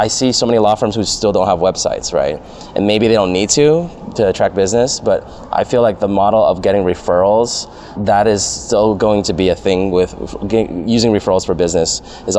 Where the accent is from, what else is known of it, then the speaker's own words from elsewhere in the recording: San Jose, California, United States; now in Los Angeles, United States; I grew up in San Jose, so I grew up a Sharks fan